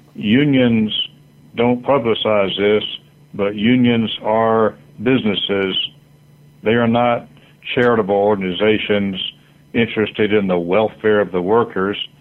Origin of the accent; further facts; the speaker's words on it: Florida, United States; my home state, Florida, where I was born.